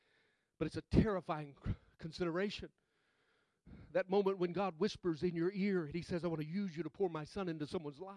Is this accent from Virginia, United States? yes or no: no; Mississippi, United States; I'm from Mississippi